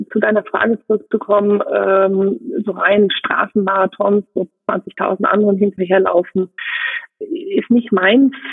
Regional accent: Rhineland, Germany; born there; moved away; Gebürtig bin ich aus dem Rheinland, bin da aber sehr schnell äh, weggezogen, nicht weil es was Schönes, sondern weil es mich in die Welt gezogen hat

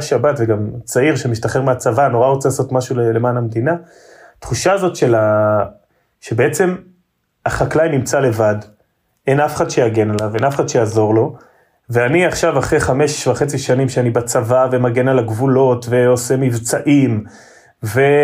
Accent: Revivim, Southern District, Israel; ילדות של קיבוצניק רגיל

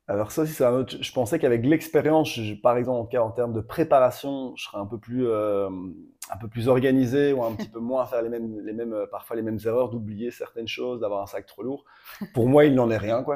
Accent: Brussels, Brussels-Capital Region, Belgium; j'ai 33 ans, je viens de Bruxelles.

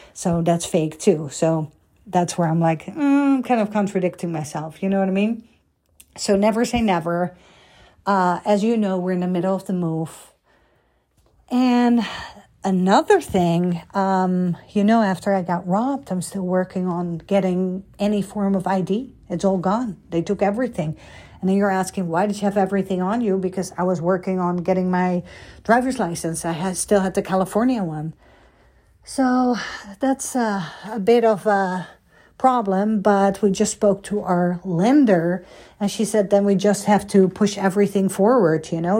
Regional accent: Netherlands; moved away as an adult; now in United States; I came from Holland

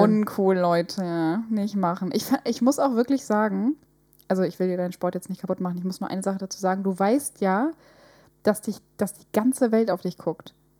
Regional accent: Northern Germany, Germany; wir kommen ja aus dem Norden.

